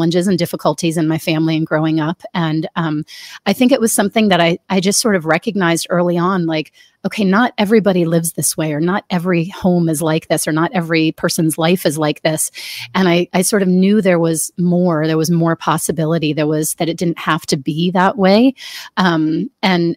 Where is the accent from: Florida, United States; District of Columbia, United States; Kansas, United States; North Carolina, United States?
District of Columbia, United States; Washington; I grew up in the Washington, D.C. area